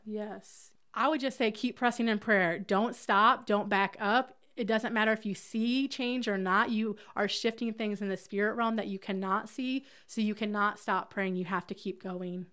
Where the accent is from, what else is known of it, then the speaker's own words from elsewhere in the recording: Hamilton, Alabama, United States; I'm from Hamilton, Alabama, where I'm a part of the Ramp